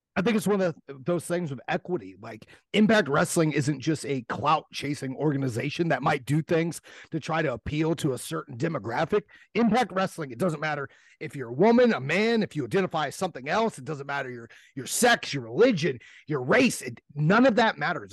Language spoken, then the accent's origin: English; Ohio, United States; I'm from Ohio. We got a different a, a whole different jargon over here